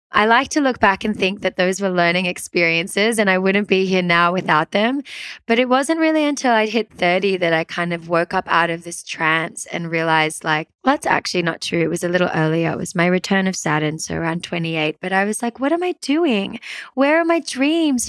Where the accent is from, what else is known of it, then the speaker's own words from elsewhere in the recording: Sydney, New South Wales, Australia; also born or lived in Peru; I grew up in Sydney, Australia, and I had a pretty typical suburban Sydney upbringing